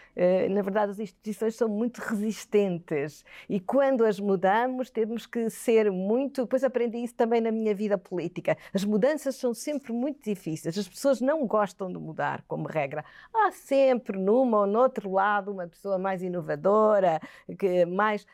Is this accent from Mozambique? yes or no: yes; Quelimane, Zambezia, Mozambique; also born or lived in Aveiro, Portugal; now in Portugal; Eu nasci em África, em Moçambique, como disse, em Climane, uma cidade eh, centro-norte de, de, Moçambique